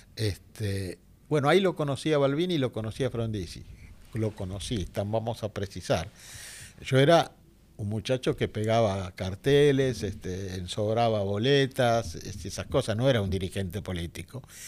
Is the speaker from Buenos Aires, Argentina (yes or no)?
yes; Buenos Aires, Argentina; also born or lived in Villa Crespo, Buenos Aires; yo soy de Balvanera Norte